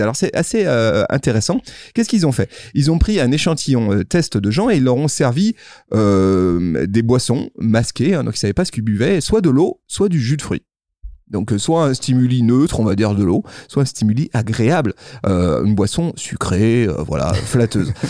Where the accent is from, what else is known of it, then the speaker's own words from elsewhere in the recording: Lyon, Auvergne-Rhône-Alpes, France; chez nous à Lyon